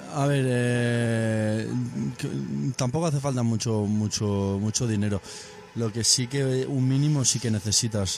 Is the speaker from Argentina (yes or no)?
no; Benicarló, Valencian Community, Spain; Benicarlo, mi pueblo, un pueblo de Castellón.